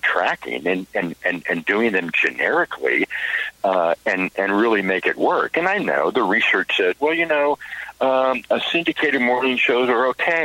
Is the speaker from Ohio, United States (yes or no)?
no; Western Pennsylvania, United States; now in Tennessee, United States; I own the station in my hometown in Western PA